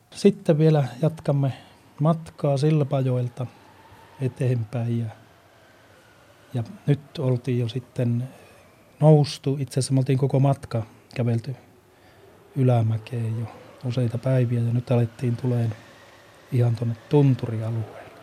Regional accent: Lapland, Finland; meillä Lapissa

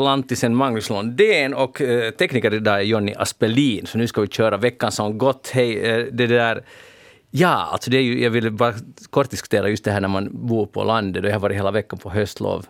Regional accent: Pargas, Southwest Finland, Finland; Jag kommer nämligen från Pargas

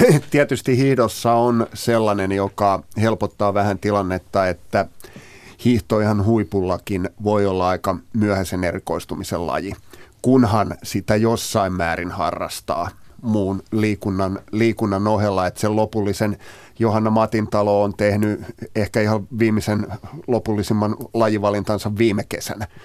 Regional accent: Uusimaa, Finland; mä oon tältä seudulta kotoisin

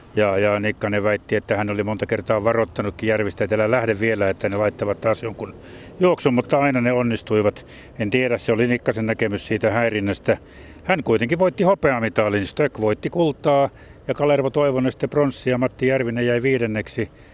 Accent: Jyväskylä, Central Finland, Finland; itsekin pikkupoikana viisikymmentäluvulla, kun kauppakadulla Jyväskylässä puutalomiljöössä asuttiin

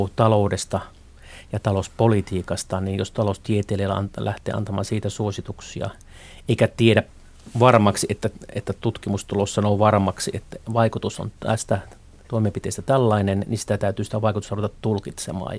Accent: Haapavesi, North Ostrobothnia, Finland; moved away; mä olen syntynyt Haapavedellä tuolla Pohjois-Pohjanmaan etelä, eteläosissa

